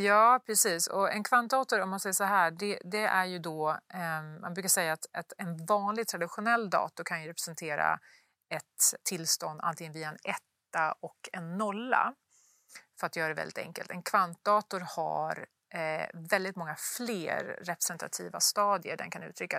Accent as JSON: {"language": "Swedish", "town": "Luleå", "region": "Norrbotten County", "country": "Sweden", "tie": "born or raised there", "moved": "yes", "said": "uppe i Luleå där jag kommer ifrån"}